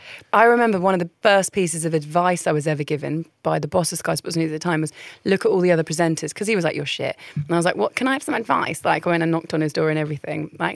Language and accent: English; Croydon, London, United Kingdom; also born or lived in Essex; I was born in Essex. I moved to central London. I grew up in Surrey, but not Surrey, like Croydon.